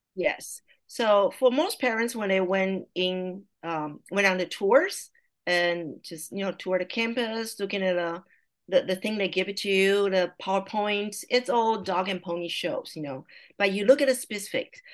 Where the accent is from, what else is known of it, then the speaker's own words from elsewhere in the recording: Taiwan; first language Mandarin Chinese; English is a second language; moved away as an adult; now in California, United States; I was born and raised in Taiwan, and I came to the I came to the States at age 31 to attending a college